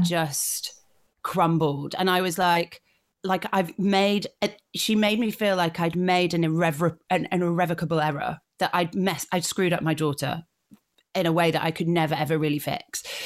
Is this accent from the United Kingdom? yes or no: yes; Yorkshire and the Humber, United Kingdom; I grew up in North Yorkshire, and so I, I love my home county